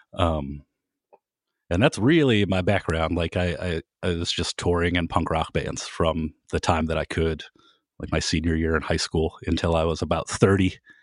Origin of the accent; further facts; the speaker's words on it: Kent, Ohio, United States; I was from Kent